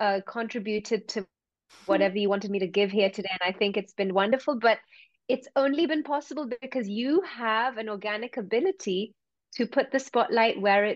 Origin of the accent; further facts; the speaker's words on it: India; It has played a big role in my life, especially as an Indian girl.